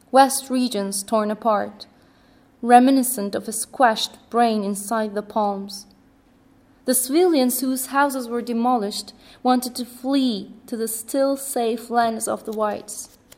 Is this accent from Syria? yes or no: yes; Syria; also born or lived in Kuwait; I was born in Kuwait. So, are you Kuwaitian? No, I grew up in Syria.